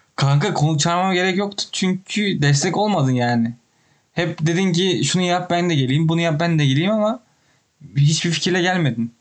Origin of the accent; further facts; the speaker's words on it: Turkey; moved away as an adult; also born or lived in Toronto, Canada; now in Ottawa, Canada; buradaki her insan Türk olduğumu öğrenince